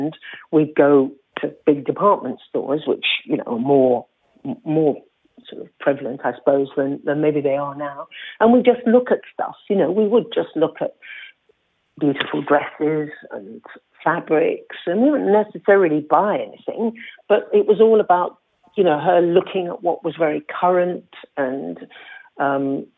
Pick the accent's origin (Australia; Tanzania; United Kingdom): Tanzania; Zanzibar; I come from Zanzibar